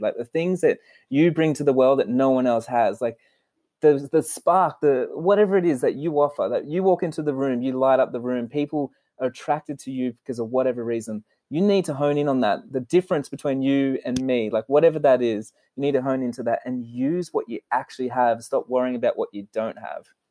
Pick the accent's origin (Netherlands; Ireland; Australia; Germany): Australia; Sydney, New South Wales; I was born in Sydney, Australia, and we were in a super poor family.